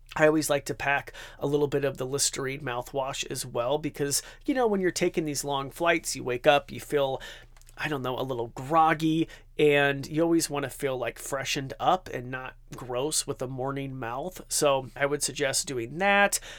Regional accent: Idaho, United States; I'm from Idaho, so it's like that Idahoan potato in me

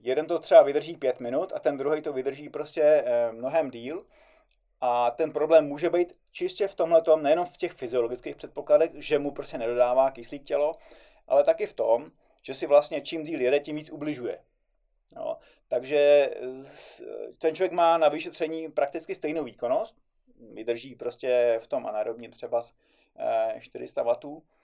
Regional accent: Czechia; tady u nás v Čechách

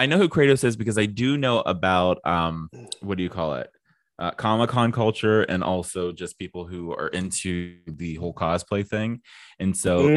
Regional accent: Midwest, United States; I'm from the Midwest

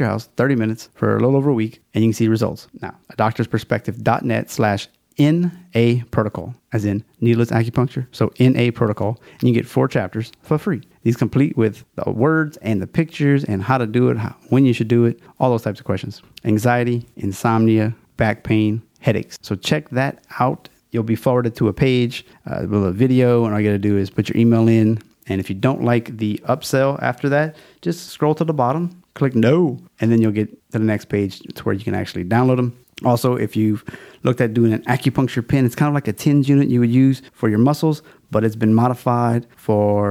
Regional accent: Louisiana, United States; It's my home state

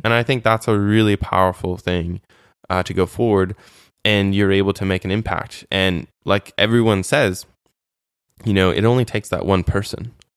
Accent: United States; moved away as an adult; also born or lived in Moldova; as an American, for me, specifically my service

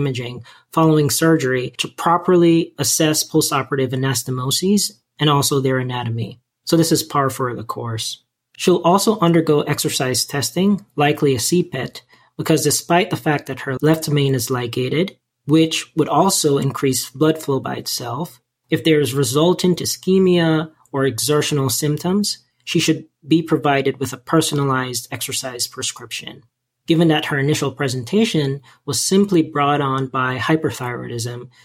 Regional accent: Jamaica; moved away; growing up in Jamaica

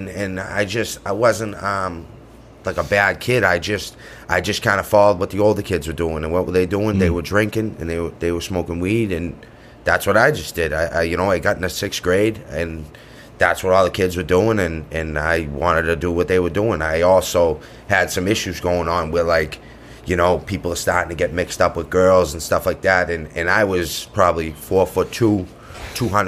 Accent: Quincy, Massachusetts, United States; I grew up in Quincy on the other side of the city

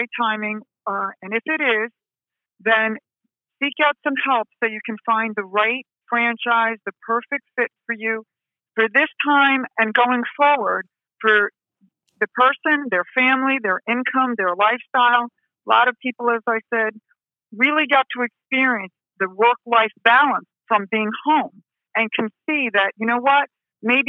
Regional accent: New Jersey, United States; accent: Jersey; my Jersey accent

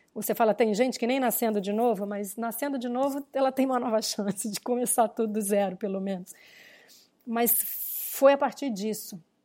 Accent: Rio Grande do Sul, Brazil; eu nasci no Rio Grande do Sul, nasci, meu avô era fazendeiro, né? A minha vida inteira eu fui para fazendas

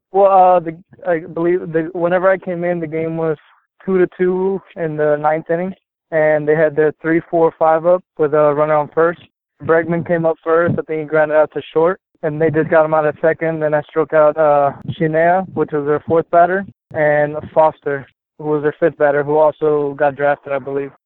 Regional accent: Texas, United States; I'm from Texas

